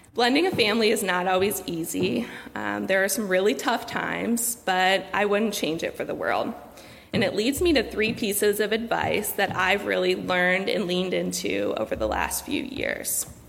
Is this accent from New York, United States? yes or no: no; Cleveland, Ohio, United States; I grew up in Cleveland